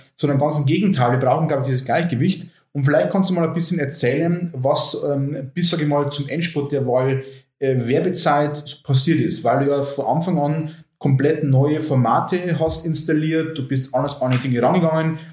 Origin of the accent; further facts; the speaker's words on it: Oberviechtach, Bavaria, Germany; meiner Heimatstadt Oberfichtach